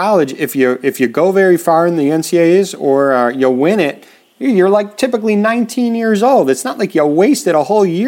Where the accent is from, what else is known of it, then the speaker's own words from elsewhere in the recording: Winnetka, Illinois, United States; near my hometown, the Winnetka Challenger in Illinois